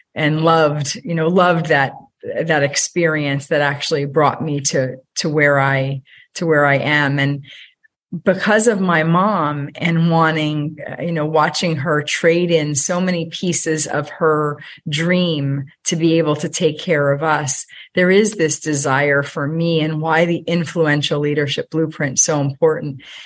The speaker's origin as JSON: {"language": "English", "town": "Allentown", "region": "Pennsylvania", "country": "United States", "tie": "born or raised there", "said": "I grew up in Allentown, Pennsylvania, by a single mom"}